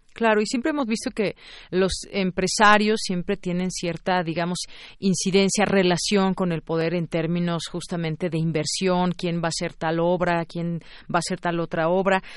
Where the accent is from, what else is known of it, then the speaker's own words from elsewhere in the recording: Mexico; como mexicanos